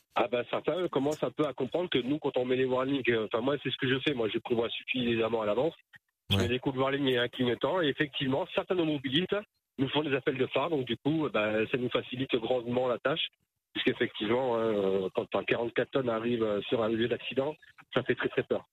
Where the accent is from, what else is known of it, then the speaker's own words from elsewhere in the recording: Toulouse region, Occitania, France; Je suis de la région de Toulouse.